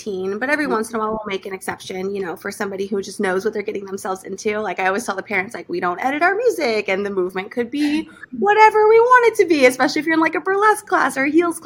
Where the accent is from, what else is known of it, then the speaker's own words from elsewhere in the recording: Hollywood / Newport, California, United States; also born or lived in Thermopolis, Wyoming; I moved to California when I was about 5 years old, and I've been here ever since. First, I was in Hollywood, and then I moved down to Newport when I was in seventh grade